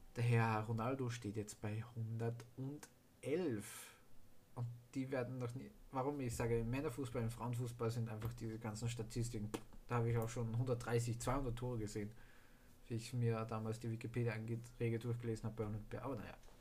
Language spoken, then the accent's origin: German; Austria; ich natürlich für Österreich bin als Österreicher